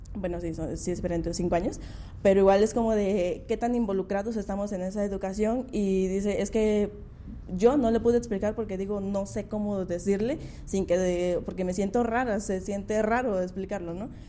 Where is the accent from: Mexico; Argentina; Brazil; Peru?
Mexico; Mixteca; now in Valles Centrales, Mexico; soy de la Mixteca, pero ya hace unos años vivo acá en Valles Centrales